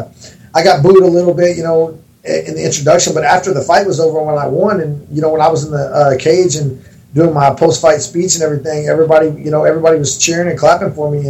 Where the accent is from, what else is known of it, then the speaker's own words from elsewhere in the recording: Texas, United States; I grew up in Texas. You know, I'm from Texas, grew up hunting and fishing